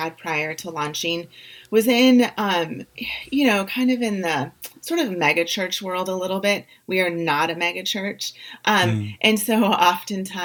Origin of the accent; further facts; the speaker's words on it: St. Louis, Missouri, United States; now in Phoenix, United States; I'm from St. Louis originally